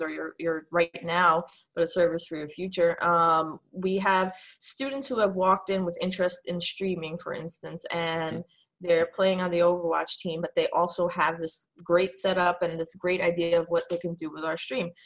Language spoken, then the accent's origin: English; New York City, New York, United States; moved away as an adult; now in Pennsylvania, United States; I'm from New York